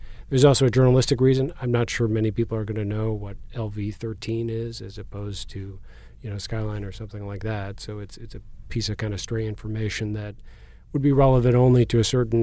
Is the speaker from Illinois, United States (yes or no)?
yes; outside of Chicago, Illinois, United States; now in San Diego, United States; I grew up outside of Chicago